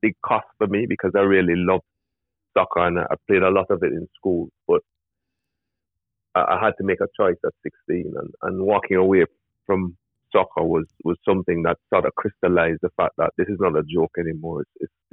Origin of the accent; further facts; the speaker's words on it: Jamaica; I grew up in rural Jamaica